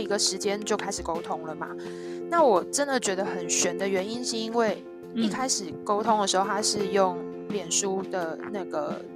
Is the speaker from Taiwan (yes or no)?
yes; Tainan, Taiwan; 因为台南是我的家乡